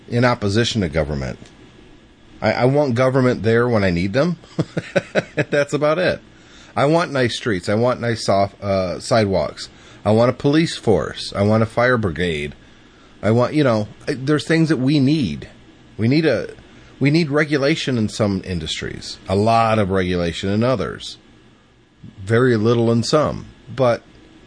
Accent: United States; as an American

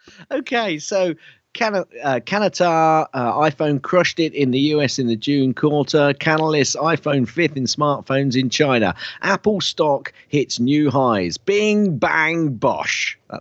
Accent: United Kingdom; I'm British.

